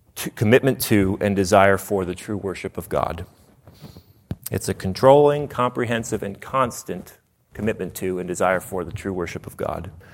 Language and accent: English; Nashville, Tennessee, United States; I'm from Nashville, and if someone doesn't realize that they're dumb, we say, "Bless their heart."